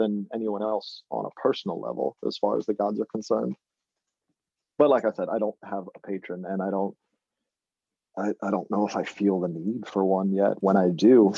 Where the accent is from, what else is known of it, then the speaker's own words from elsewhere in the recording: Jacksonville, Florida, United States; now in Nantucket, United States; I grew up in Florida, Northeast Florida in Jacksonville.